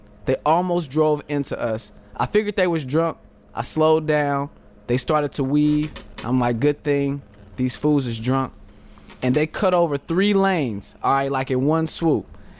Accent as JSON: {"language": "English", "region": "Texas", "country": "United States", "said": "I'm from Texas, ninja. It get hectic."}